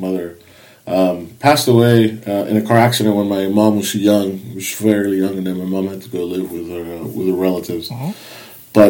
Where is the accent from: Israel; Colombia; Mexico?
Mexico; I grew up in Mexico